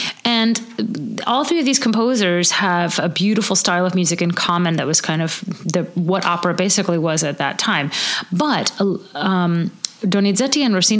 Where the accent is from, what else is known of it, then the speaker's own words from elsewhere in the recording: Louisiana, United States; I grew up in Louisiana and we just studied French as kids